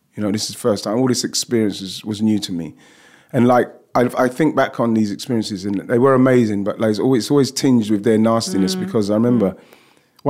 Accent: London, United Kingdom; I grew up in and around Broccoli, Lewisham, Deptford

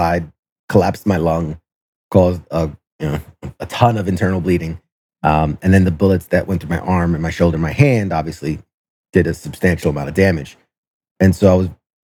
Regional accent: New York City, New York, United States; I'm originally from New York City, and I was a senior in high school when 9/11 happened

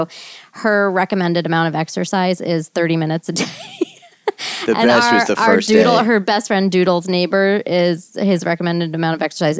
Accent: New Jersey, United States; I'm from New Jersey

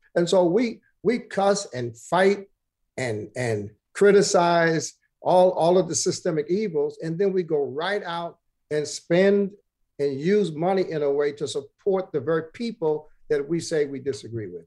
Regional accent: New York City, New York, United States; the third was over in Bed-Stuy where I was born on Jefferson.

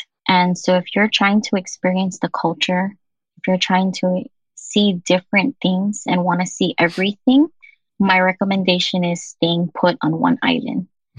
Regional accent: Kauai, Hawaii, United States; Since I'm from Kauai

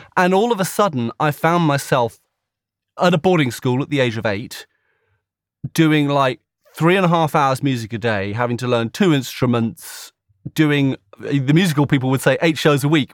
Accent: a village between Slough and Maidenhead, South East England, United Kingdom; I grew up in a little village not far from there between Slough and Maidenhead

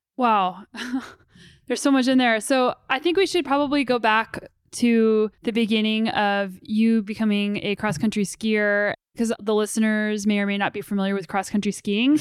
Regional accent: New Mexico, United States; moved away; I'm originally from New Mexico and my parents still live there.

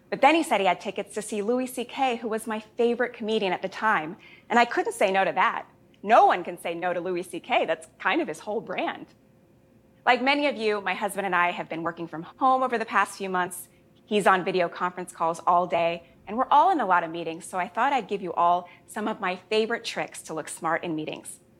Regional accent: Jamaica; born there; I was born in Jamaica. My whole family is Jamaican, and they always give me a hard time for being the least Jamaican member of the family.

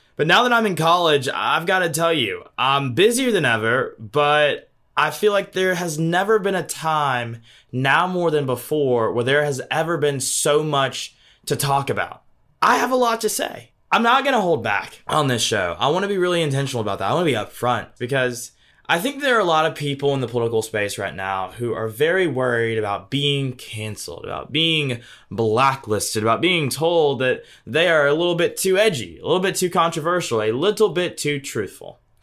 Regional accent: Deep South, United States; I was born and raised in the Deep South by Democrat grandparents

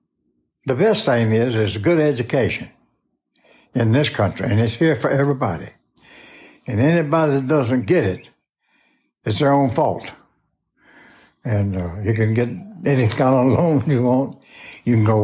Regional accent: Chattanooga, Tennessee, United States; I was born in Chattanooga, Tennessee in 1920 on the banks of the Tennessee River

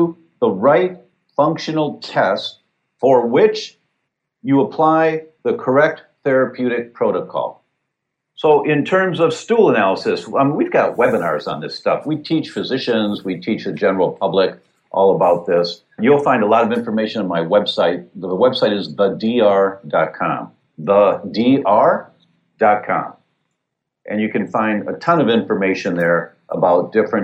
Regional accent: Detroit, Michigan, United States; I grew up in Detroit.

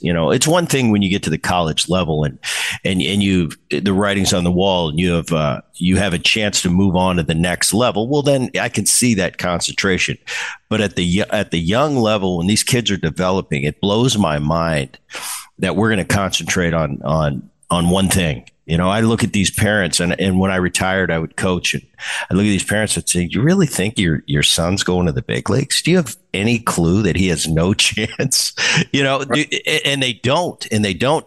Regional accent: New Jersey, United States; I grew up in Jersey

